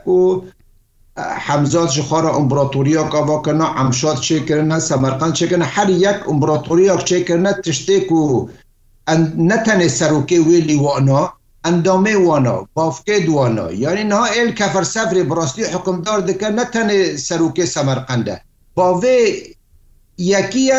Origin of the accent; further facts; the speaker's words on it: Kafr Safra, Aleppo Governorate, Syria; gundê min kefer sefrê ku kurêdayê herê navçeha cindirêsê